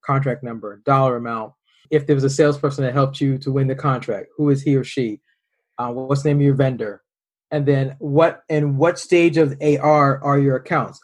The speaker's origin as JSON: {"language": "English", "town": "Boston", "region": "Massachusetts", "country": "United States", "said": "We're both from the Boston area"}